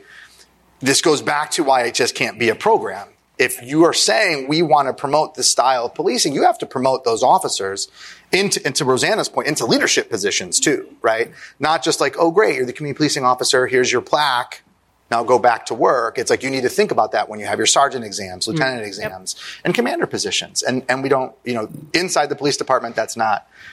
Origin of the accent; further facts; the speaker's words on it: Chicago, Illinois, United States; As a Chicagoan